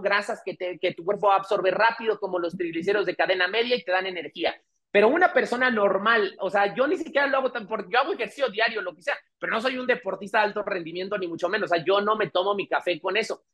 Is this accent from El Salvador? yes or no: no; Mexico; qué débiles somos los mexicanos